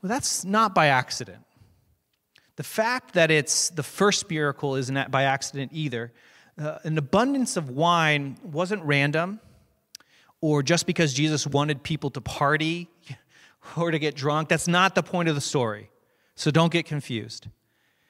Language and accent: English; Hicksville, United States; I'm from Hicksville